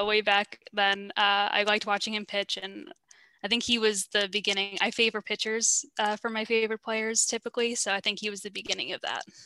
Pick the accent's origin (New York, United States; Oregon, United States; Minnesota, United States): New York, United States; I'm from New York originally